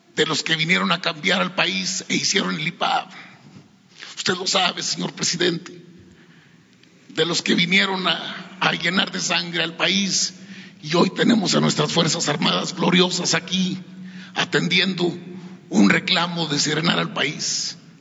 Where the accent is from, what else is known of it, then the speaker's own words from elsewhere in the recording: San Pedro de las Colonias, Coahuila, Mexico; also born or lived in Torreón, Coahuila; Yo soy originario de la comarca lagunera de Coahuila. Vengo de Torreón, señor. Soy de San Pedro de las Colonias, Coahuila